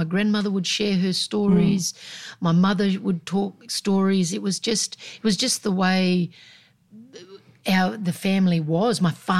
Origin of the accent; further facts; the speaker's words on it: Mergen, Australia; And look, I loved growing up in Mergen. But as a small country town, there was no grey, it was black and it was white.